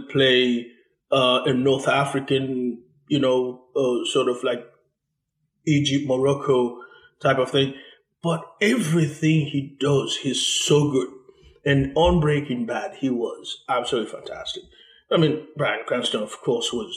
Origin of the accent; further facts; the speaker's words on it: Haiti; moved away; I am originally from Haiti